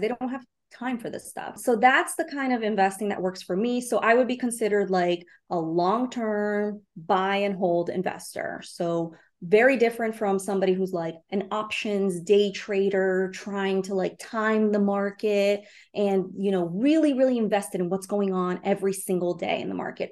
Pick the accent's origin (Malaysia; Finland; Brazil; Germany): Brazil; now in New York City, United States; I'm an immigrant. I was born in Brazil